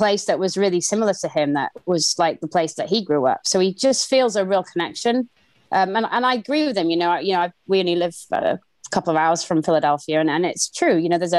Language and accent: English; Conwy, Wales, United Kingdom; moved away as an adult; also born or lived in Wrexham; now in United States; I grew up in Conwy, but my dad's family's from Wrexham.